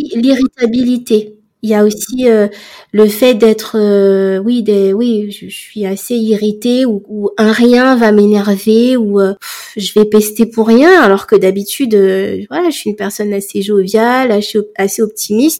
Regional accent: Comoros; je suis comorienne

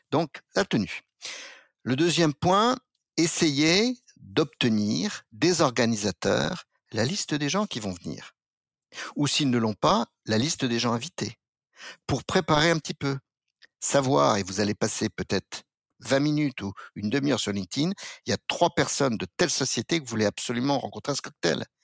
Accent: France; Je suis pas sujet de la couronne britannique, je suis français, je ne suis que français

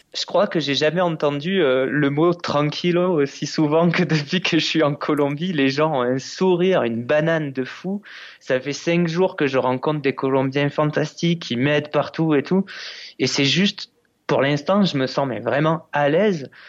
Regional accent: France; en tant que Français

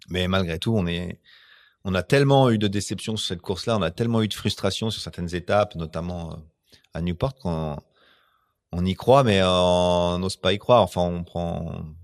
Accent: France; tu peux pas prendre des Anglais, on est Français.

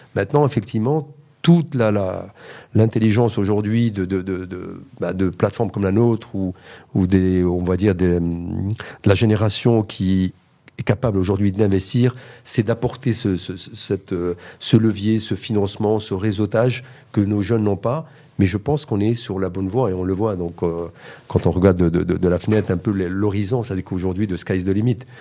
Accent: Morocco

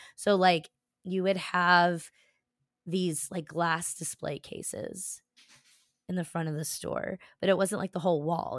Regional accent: New Jersey, United States; I am a Jew from South Jersey

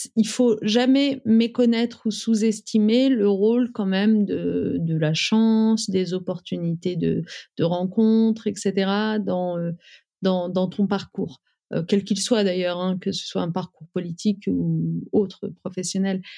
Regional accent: Amiens, Hauts-de-France, France; moved away as an adult; also born or lived in Paris; j'ai grandi euh, en Picardie, à Amiens

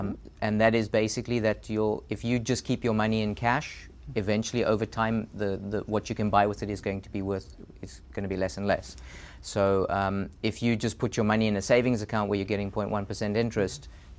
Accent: South Africa; moved away as an adult; now in United States; Yeah, and when I came to the U.S., I came from South Africa, and I had no idea that I would stay here. I was doing a postdoc.

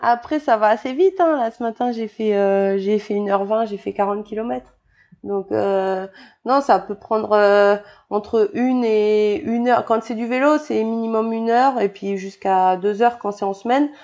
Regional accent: New Caledonia; also born or lived in Bordeaux, France / French Guiana / France (studies); je suis née à Bordeaux et euh, je suis arrivée en Nouvelle-Calédonie euh, quand j'avais 9 ans. Ouais. Et euh, avant ça, j'étais en Guyane de, de 5 ans à 9 ans en fait.

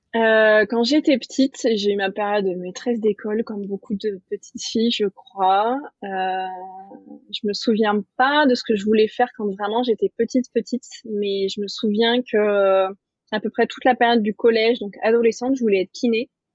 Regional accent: Nice, Provence-Alpes-Côte d'Azur, France; also born or lived in Paris; j'ai quitté Paris pour revenir à Nice, donc dans le sud, ma région d'origine

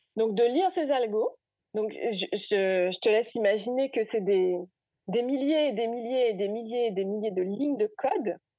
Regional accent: Gourbeyre, Guadeloupe; moved away as an adult; also born or lived in Basse-Terre / Rennes / Spain; j'ai grandi à Gourbert, j'ai fait ma scolarité à Gourbert, je fais mon lycée à, à basse au lycée Gerville-Réache

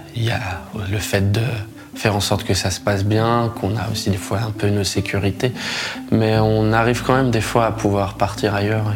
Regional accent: France; en tant que Français

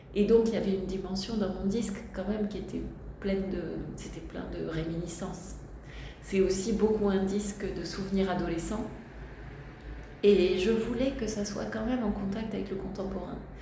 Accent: Tarbes, Occitania, France; je suis née à Tarbes et j'ai grandi

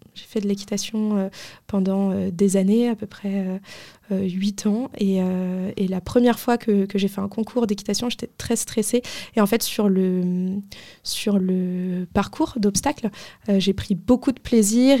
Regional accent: Paris, Île-de-France, France; quand j'étais jeune, moi j'habitais à Paris

